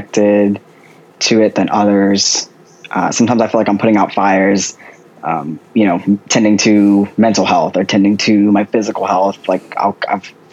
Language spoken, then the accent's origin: English; just outside of New Orleans, Louisiana, United States; also born or lived in Washington State; I grew up in Louisiana, just outside of New Orleans